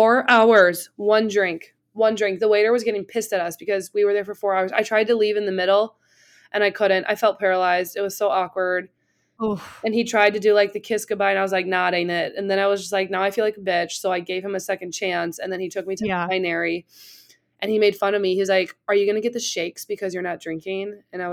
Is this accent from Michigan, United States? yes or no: no; Milwaukee, Wisconsin, United States; I grew up in Milwaukee. Shit gets stolen and busted too.